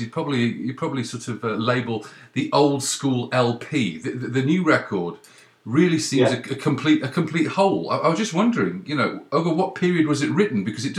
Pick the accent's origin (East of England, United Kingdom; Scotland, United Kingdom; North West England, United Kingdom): North West England, United Kingdom; Cheadle; moved away as an adult; also born or lived in Leeds / Midlands / London; now in Canada; I was born in Leeds, brought up in Cheadle, went in sort of Cheshire, and went to school in the Midlands.